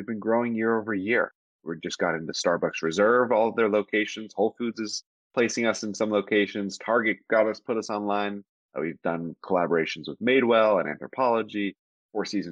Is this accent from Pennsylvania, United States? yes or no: yes; Pittsburgh, Pennsylvania, United States; moved away as an adult; also born or lived in Atlanta / New York; Grew up in Pittsburgh, PA